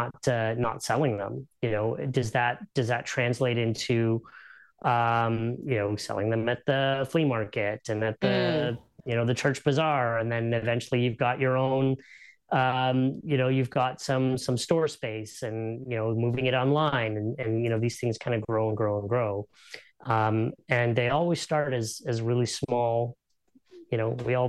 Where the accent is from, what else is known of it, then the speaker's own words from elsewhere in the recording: Canada; because we're Canadian